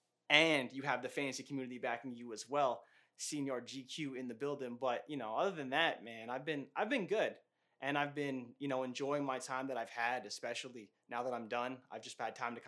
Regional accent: Canada; also born or lived in Toronto area, Ontario; I'm from Canada

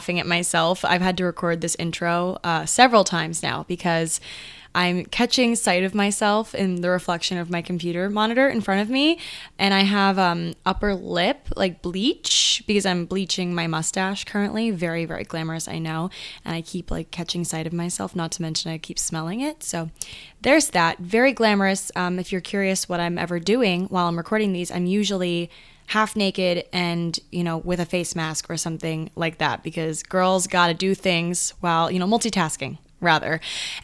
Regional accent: Annapolis, Maryland, United States; moved away as an adult; now in New York City, United States; So we're from Annapolis, Maryland, and yes, we still live relatively close to where you guys

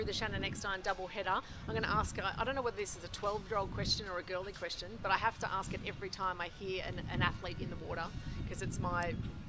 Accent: Canberra, Australian Capital Territory, Australia; I'm from Canberra, so I get the cold.

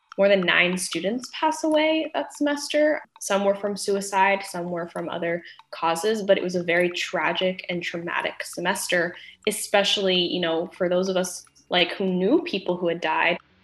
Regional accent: Berkeley, California, United States; I grew up in Berkeley

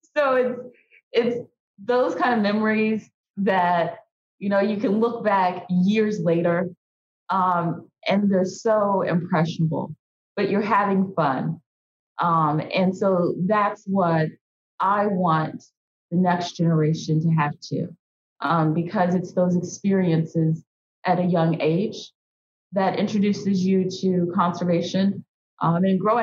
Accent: Indianapolis, Indiana, United States; I'm born and raised in Indianapolis. So I'm a city girl, but my family hails from rural Mississippi

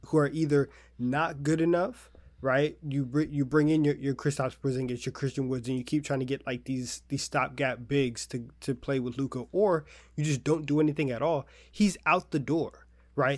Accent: Texas, United States; we're from Texas, and, like, that's, that's a different level of Southern

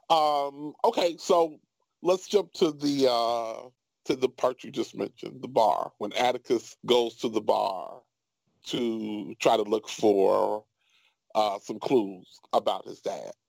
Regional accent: Chicago, Illinois, United States; I grew up in Chicago. I grew up mm-hmm. on the south side of Chicago.

